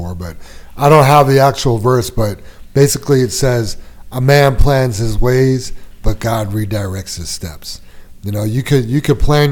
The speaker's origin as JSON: {"language": "English", "town": "New York City", "region": "New York", "country": "United States", "tie": "born or raised there", "moved": "yes", "said": "I grew up with him in Queens"}